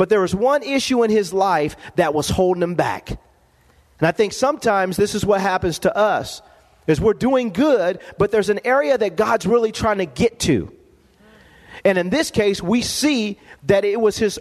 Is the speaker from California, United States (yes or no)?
yes; Lompoc, California, United States; growing up in Lompoc, California.